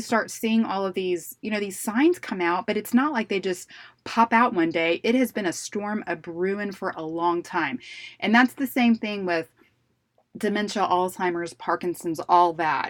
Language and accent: English; Houston, Texas, United States; we're in Texas and I'm from Houston